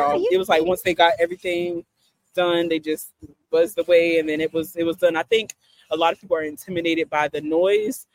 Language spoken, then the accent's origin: English; South Carolina, United States; moved away; I'm originally from South Carolina